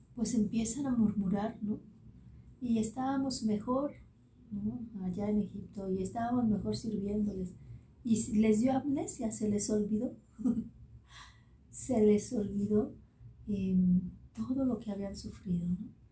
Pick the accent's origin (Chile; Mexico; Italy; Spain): Mexico; como decimos en México